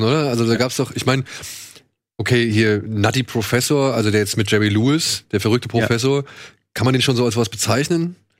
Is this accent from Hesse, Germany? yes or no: yes; Wiesbaden, Hesse, Germany; bei uns in Wiesbaden